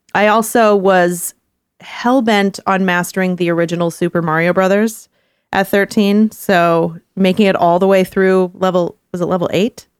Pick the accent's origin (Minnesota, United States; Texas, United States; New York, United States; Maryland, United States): Texas, United States; I grew up in Texas in the 90s.